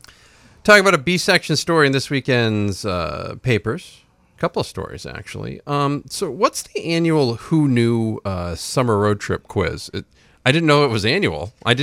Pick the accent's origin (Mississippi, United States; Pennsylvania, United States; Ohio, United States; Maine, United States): Maine, United States; Rumford; born there; I was born in Rumford. I can say whatever I want about it.